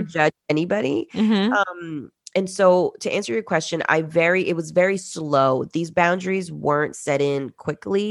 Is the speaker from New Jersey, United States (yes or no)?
yes; New Jersey, United States; also born or lived in Peru; I was born in Peru and we migrated to the US, specifically North Jersey, in the 90s.